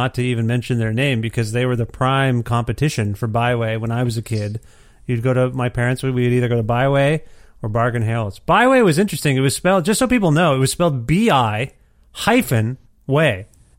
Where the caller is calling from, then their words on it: Edmonton, Alberta, Canada; moved away; That's where I'm calling you from. My family and I moved to Edmonton, Alberta in January 2020.